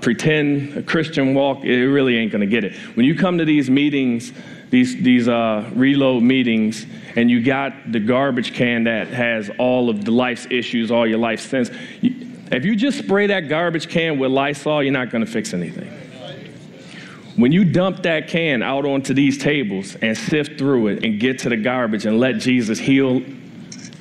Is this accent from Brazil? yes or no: no; Washington, District of Columbia, United States; moved away; I grew up in Washington, D.C., and I'm 39 years old, and when I lived in D.C. in high school